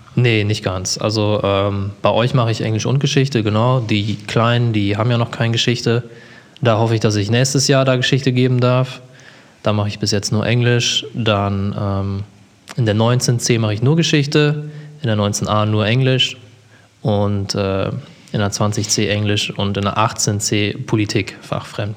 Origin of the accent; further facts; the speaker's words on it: Germany; Ich bin in Emstetten aufgewachsen